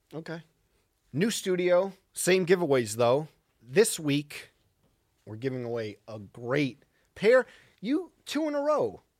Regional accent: Central Islip, New York, United States; right near where I grew up in Central Islip

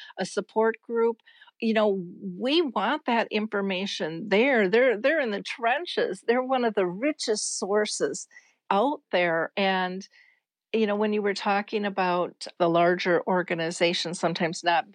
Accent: United States

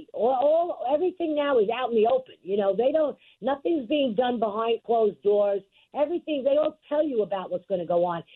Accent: New York City, New York, United States; We were born and raised in District 19

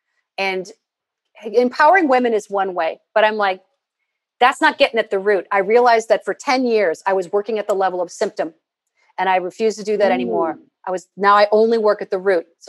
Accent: Midwest, United States; I'm from the Midwest

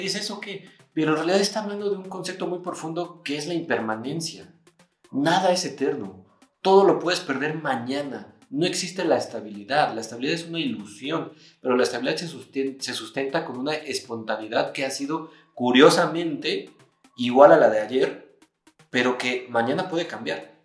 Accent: Mexico; nosotros somos mexicanos

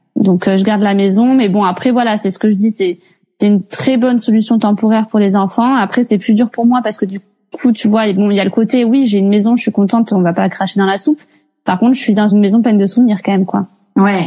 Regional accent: Montpellier, Occitania, France; je viens de Montpellier, j'ai 32 ans

